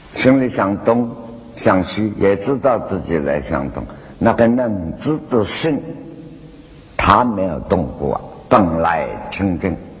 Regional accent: China; 我们中国人

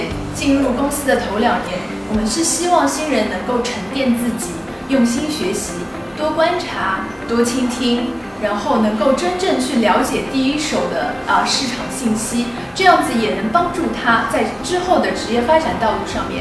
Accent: China; 那随着我们中国的进出口贸易的一个增长，

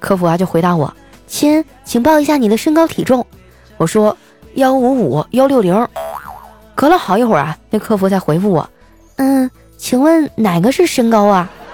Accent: Qitaihe, Heilongjiang, China; now in Shanghai, China; 我老家的房子也不贵，我老家是七台河嘛，好像我走那年大概是两千多块钱一平，一百平米的房子也就二十多，二十多万

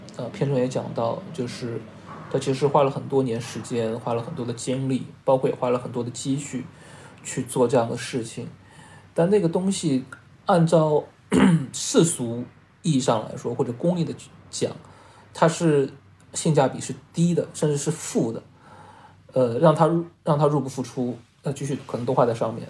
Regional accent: Shanghai, China; 因为我是上海人嘛

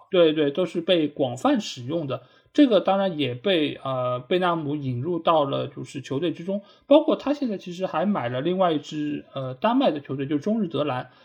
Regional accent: China; 就我们中国人很讲究面相嘛，

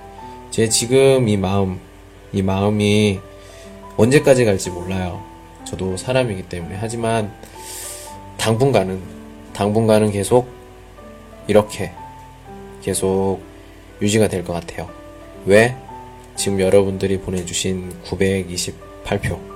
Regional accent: China; 一般教韩国语的老师们很多，我中国人，我语法讲语法的能力非常好

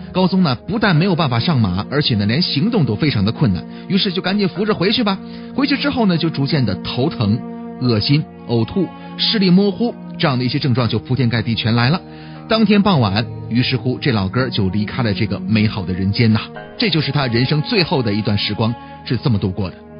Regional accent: northern China, China; 我也是北方人

